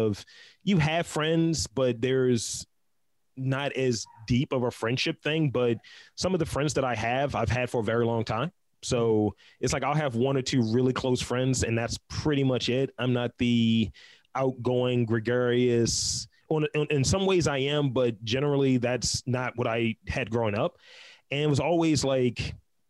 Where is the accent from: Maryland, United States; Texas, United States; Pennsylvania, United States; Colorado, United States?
Maryland, United States; Baltimore; I'm from Baltimore, East Side